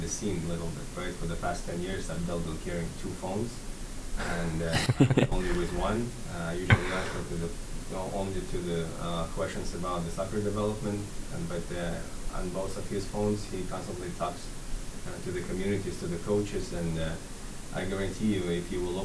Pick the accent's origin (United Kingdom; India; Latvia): Latvia; now in United States; I grew up in Latvia and played for Latvia